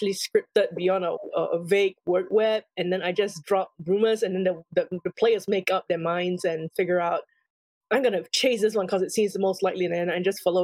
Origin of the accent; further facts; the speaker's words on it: Singapore; I grew up in Singapore